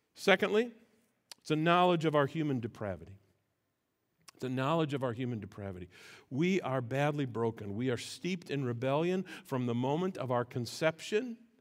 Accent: United States; as American Christians

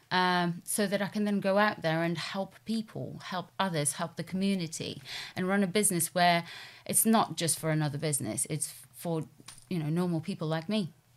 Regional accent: Poland; moved away as an adult; also born or lived in London; I'm originally from Poland, um, and that's where I grew up, went to school

